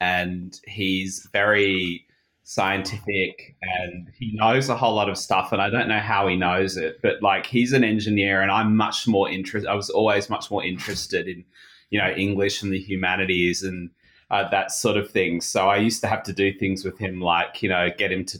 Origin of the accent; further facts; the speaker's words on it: Sydney, New South Wales, Australia; moved away as an adult; now in Japan; I grew up in Sydney, Australia